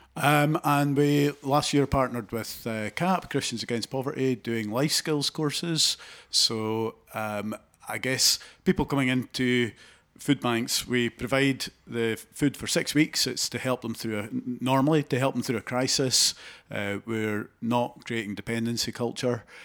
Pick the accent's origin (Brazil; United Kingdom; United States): United Kingdom; Haddington, Scotland; I grew up in Haddington, in East Lothian